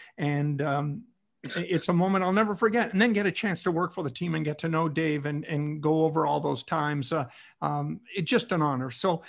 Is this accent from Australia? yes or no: no; Noranda, Quebec, Canada; I was 10 years old when the Leafs won the Stanley Cup. I was growing up in Noranda, Quebec.